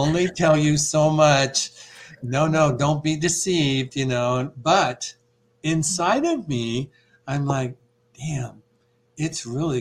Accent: Iowa, United States; I grew up in Iowa

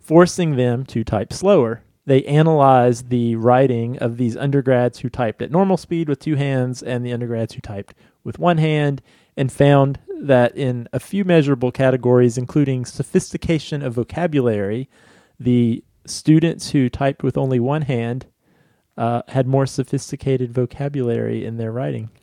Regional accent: Virginia, United States; Crozet from my home state

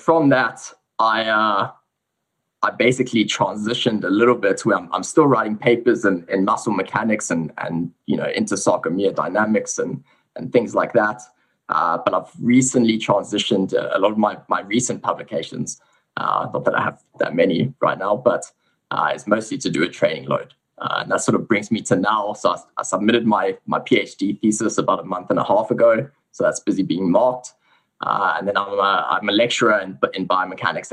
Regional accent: South Africa; accent: South African; moved away as an adult; also born or lived in England; now in Sydney, Australia; So I was born in South Africa. You can probably hear I have a little bit of a South African accent. I actually grew up a little bit in England, though, before moving back to South Africa.

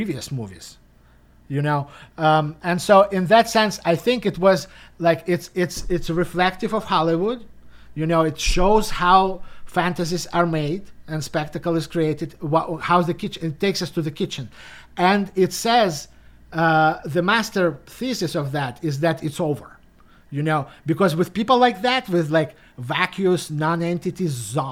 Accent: Russia; moved away; growing up in Russia, you know, in the 90s

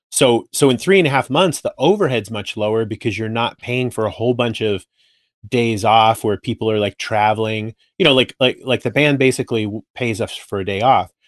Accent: Simi Valley, California, United States; moved away as an adult; also born or lived in San Francisco Bay Area, California; now in Boise, United States; I grew up in Simi Valley

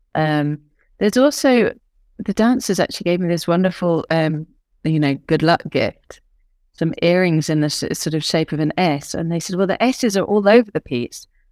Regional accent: United Kingdom; I'm British

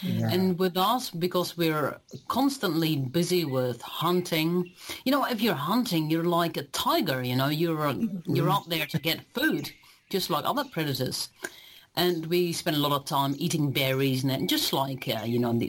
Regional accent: Netherlands; moved away as an adult; now in New Zealand; I am originally from Holland

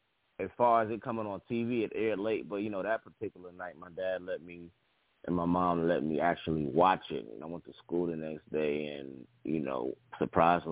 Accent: New York City, New York, United States; being from the Bronx, I grew up with reggae music. I grew up around Jamaicans and the West Indians

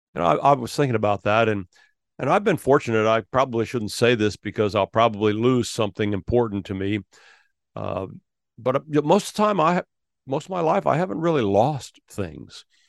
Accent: Ohio, United States; I was born in Ohio

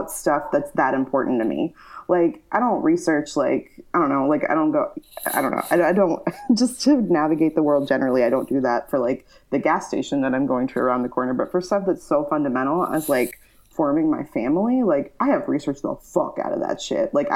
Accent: the Bible Belt, United States; moved away; growing up in the Bible Belt is a lot different.

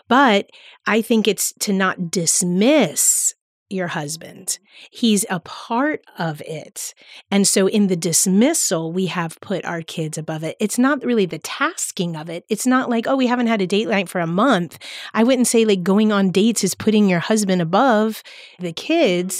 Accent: Palm Beach County, Florida, United States; I grew up in Palm Beach County, so that's where the church that I attend is

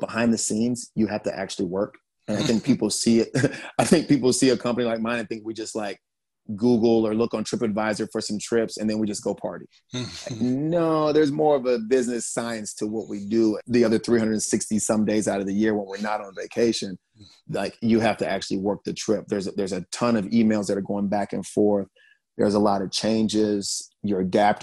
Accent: Charleston, South Carolina, United States; also born or lived in Germany; growing up in Charleston, South Carolina with my grandma

